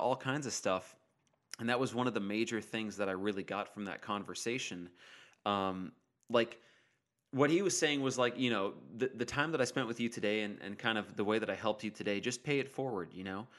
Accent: Modesto, California, United States; moved away; I was up in Modesto in my hometown just hanging out with my family

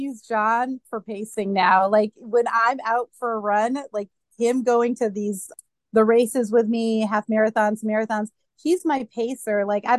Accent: New Hampshire, United States; New Hampshire.

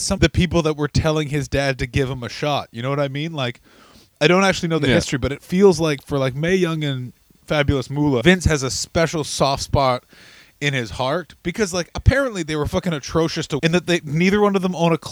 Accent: Canada; now in United States; I'm a Canadian guy, but I'm in America

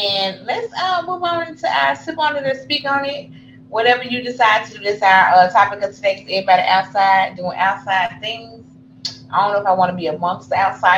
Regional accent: Memphis, Tennessee, United States; we're from Memphis

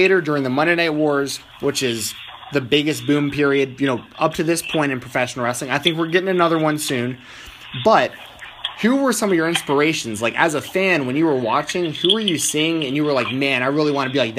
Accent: Atlanta, Georgia, United States; I grew up in Atlanta, Georgia

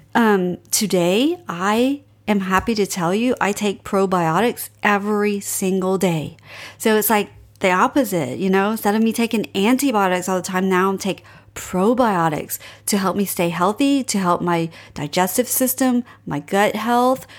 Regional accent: Cajun, Louisiana, United States; I'm Cajun

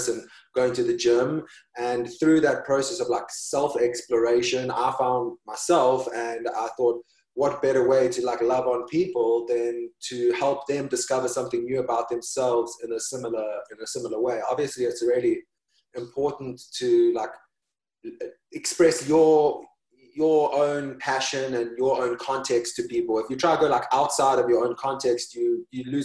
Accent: South Africa; moved away as an adult; also born or lived in China; now in New York City, United States; I grew up in South Africa, and then I moved to New York.

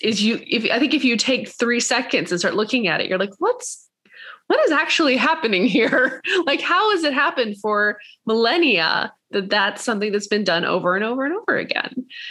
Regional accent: Atlanta, Georgia, United States; I was raised in Atlanta, Georgia.

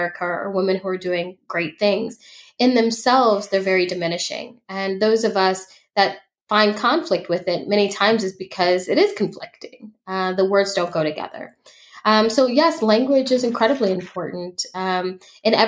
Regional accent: Chicago, Illinois, United States; I was raised in Chicago

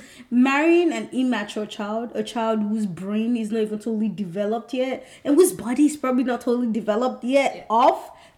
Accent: Nigeria; moved away; me as a Nigerian girl

